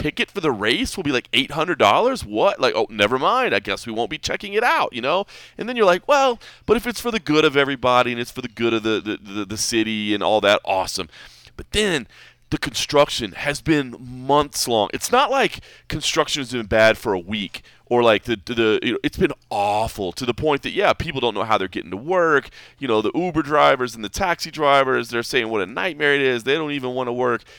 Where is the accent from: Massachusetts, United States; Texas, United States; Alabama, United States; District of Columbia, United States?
Texas, United States; Dallas; now in Las Vegas, United States; I grew up in Dallas, Fort Worth.